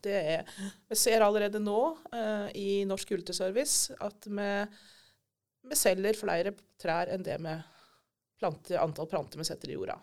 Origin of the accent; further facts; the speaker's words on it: Elverum, Innlandet, Norway; moved away as an adult; now in Ryfylke, Norway; Jeg kommer fra Elverum, egentlig. Ja. Så jeg er fra dype skogene på indre Østlandet.